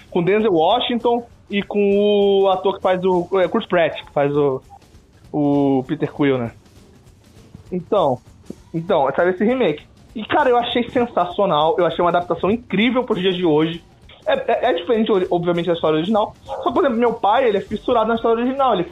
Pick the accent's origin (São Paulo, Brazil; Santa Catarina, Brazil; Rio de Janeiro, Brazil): Rio de Janeiro, Brazil; E como eu sou carioca